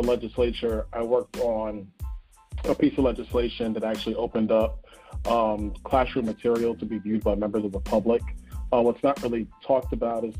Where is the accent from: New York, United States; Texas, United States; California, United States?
New York, United States; New York City; now in Naples, United States; I'm originally from Brooklyn, New York. That's where I grew up